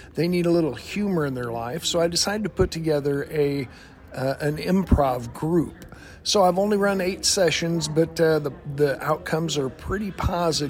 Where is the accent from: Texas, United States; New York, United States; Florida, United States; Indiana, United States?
Indiana, United States; Greencastle; I'm from Greencastle, Indiana, right in the middle of nowhere